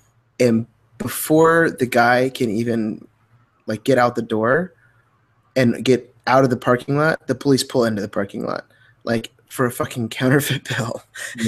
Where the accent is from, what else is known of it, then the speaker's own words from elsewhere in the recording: Midwest, United States; we're both from the Midwest.